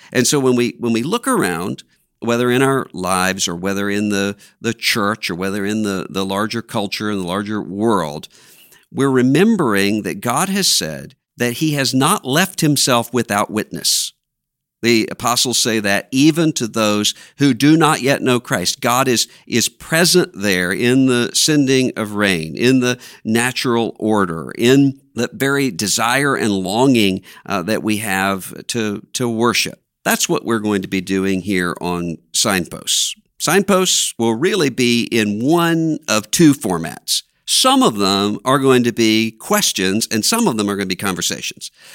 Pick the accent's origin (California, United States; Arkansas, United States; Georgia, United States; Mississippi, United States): Mississippi, United States; Biloxi; born or raised there; moved away